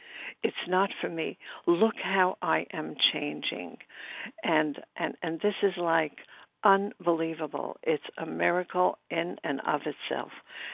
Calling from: Brooklyn, New York, United States; recovered and grateful in Brooklyn, New York.

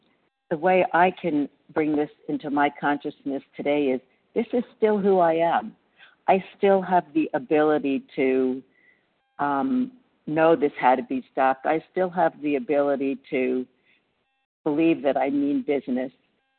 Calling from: Reno, Nevada, United States; I'm recovering from Reno, Nevada.

